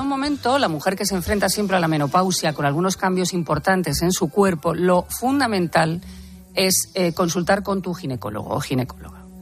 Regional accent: Albacete, Castilla-La Mancha, Spain; now in Madrid, Spain; yo, por ejemplo, soy de Albacete

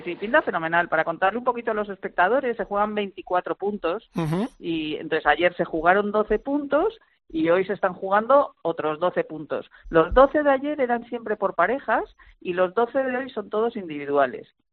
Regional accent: Spain; yo como española

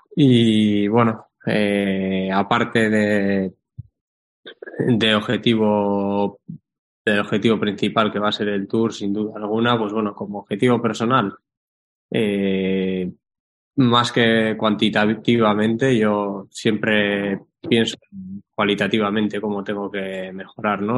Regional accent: Guernica, Basque Country, Spain; por mi pueblo, por Guernica

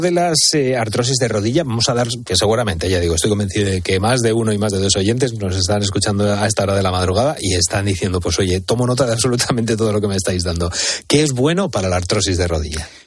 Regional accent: Spain; nosotros como españoles que somos

